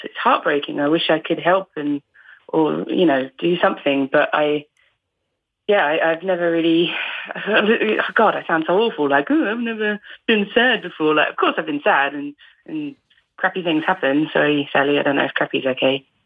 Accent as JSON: {"language": "English", "area": "Essex", "region": "East of England", "country": "United Kingdom", "tie": "born or raised there", "accent": "Essex", "said": "I don't really have a distinct dialect unless I'm actually hanging around with people from Essex"}